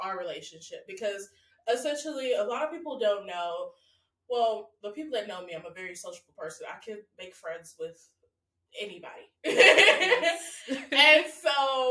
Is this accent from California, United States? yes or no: no; Texas, United States; moved away as an adult; now in Southampton, United Kingdom; I'm from Texas